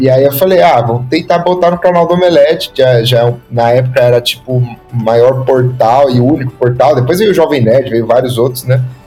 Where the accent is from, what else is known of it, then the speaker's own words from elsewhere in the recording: Osasco, São Paulo, Brazil; Eu sou aqui de Osasco, e eu juntava meus amigos aqui de bairro e tal, e fazia os filmes